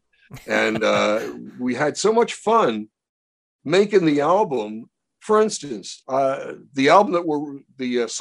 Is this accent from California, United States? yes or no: no; Baltimore, Maryland, United States; When I was a kid growing up in Baltimore, I would meet a lot of these wise guys